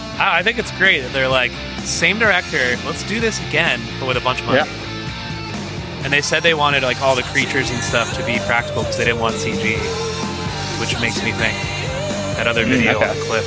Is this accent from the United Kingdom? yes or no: yes; Lowestoft, East of England, United Kingdom; possibly because we're from Lowestoft in Suffolk, which is a fishing town.